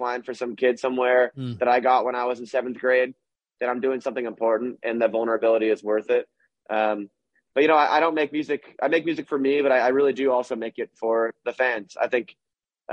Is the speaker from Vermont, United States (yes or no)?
yes; Vermont, United States; when I tell people I'm from Vermont, they think I'm from Canada